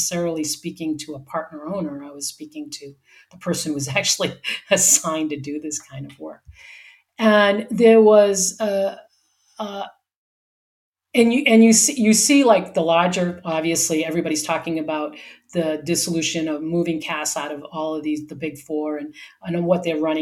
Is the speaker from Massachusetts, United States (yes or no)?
yes; Boston, Massachusetts, United States; also born or lived in Wyoming; now in San Diego, United States; I grew up in Boston where it went from hot, humid summers to wicked cold, windy, wet winters